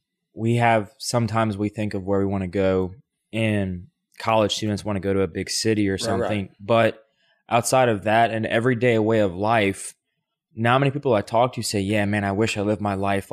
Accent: Louisiana, United States; We're from Louisiana.

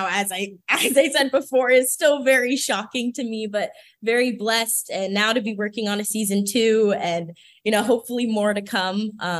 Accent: Florida, United States; moved away; I'm currently in Florida, my hometown.

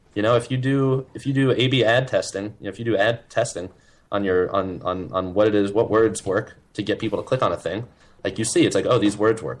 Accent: New York City, New York, United States; I grew up in Manhattan. I was born in Manhattan.

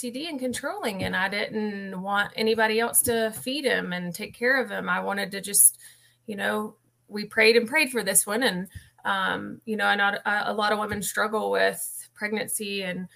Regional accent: Huntersville, North Carolina, United States; moved away as an adult; now in Seneca, United States; I grew up in Huntersville, North Carolina, and I worked in finance for 20 years-ish

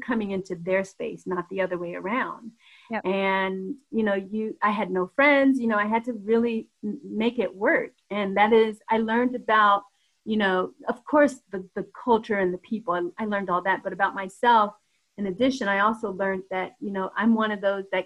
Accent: Denver, Colorado, United States; moved away as an adult; also born or lived in Atlanta; being from Denver

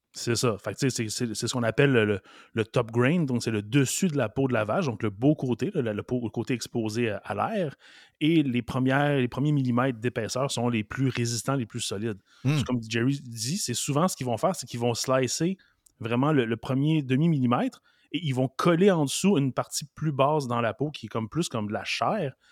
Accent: Montreal, Quebec, Canada; je suis né à Montréal, Verdun

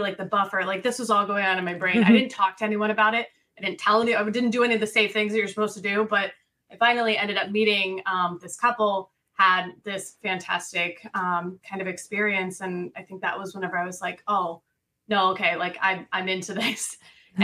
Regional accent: Missouri, United States; moved away as an adult; also born or lived in Colorado; now in Florida, United States; I grew up in Missouri

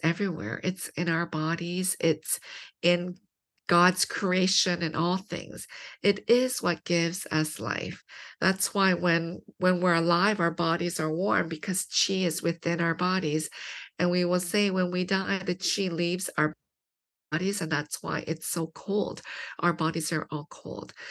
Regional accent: London, Ontario, Canada; I grew up in London, Ontario, which is a small city, two hours from Toronto.

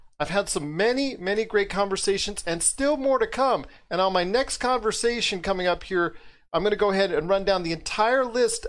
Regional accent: Southern California, United States; also born or lived in Los Angeles; I lived in LA for about 25 years. I was born in Southern California.

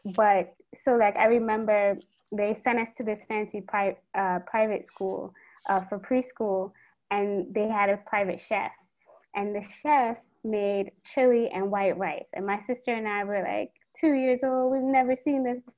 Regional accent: New York City, New York, United States; moved away as an adult; also born or lived in Washington, D.C.; now in Trinidad and Tobago; I was born and raised in Brooklyn to Trini parents

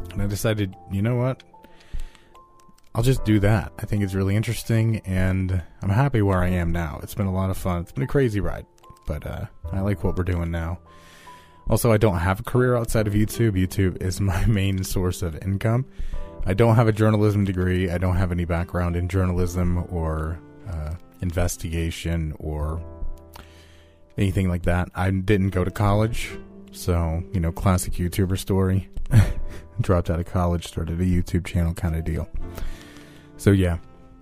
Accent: United States; I am American, and I'm white.

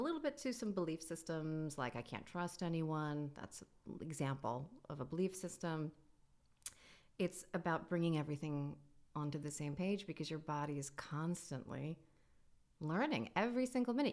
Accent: New York, United States; I am a New Yorker. I've always been a New Yorker

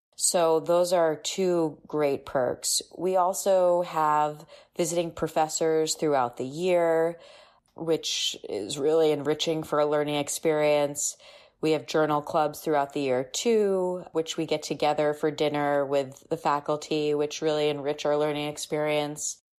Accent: Boston, Massachusetts, United States; moved away as an adult; now in Chicago, United States; I'm from the Boston area. So, in s, you know, I'm a Bostonian by heart, and I love Boston

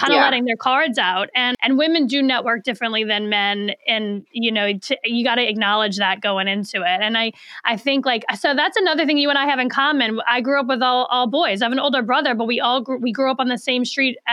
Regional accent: New Orleans, Louisiana, United States; moved away; I'm originally from New Orleans. I'm 1,500 miles away from all my people.

